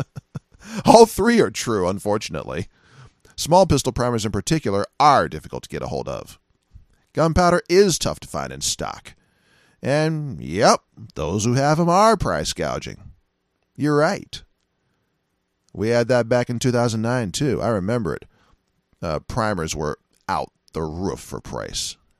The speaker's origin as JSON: {"language": "English", "country": "United States", "said": "as an American"}